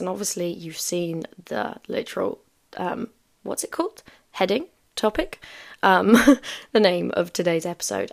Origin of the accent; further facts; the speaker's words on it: South Africa; moved away; I haven't been back home in five years